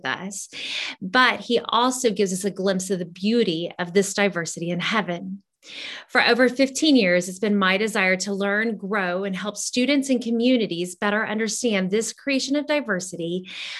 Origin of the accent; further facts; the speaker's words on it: Honduras; moved away; growing up in Honduras